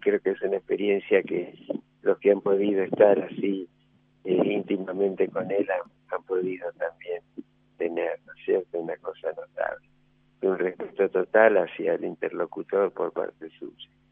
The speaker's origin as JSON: {"language": "Spanish", "town": "Rosario", "region": "Santa Fe", "country": "Argentina", "also_born_or_lived": "San Luis", "moved": "as an adult", "lives_now": "La Rioja, Argentina"}